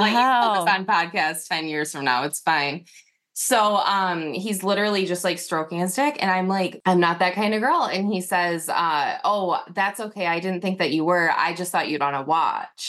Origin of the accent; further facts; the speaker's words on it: Northern Michigan, United States; I'm from Northern Michigan, so it was like a small town